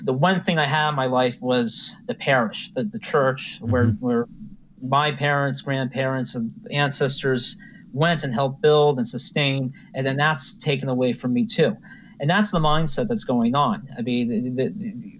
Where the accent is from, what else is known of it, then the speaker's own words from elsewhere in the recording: Hershey, Pennsylvania, United States; also born or lived in Hazleton, Pennsylvania; I grew up actually in Hershey, Pennsylvania, but my family is originally from about 90 minutes north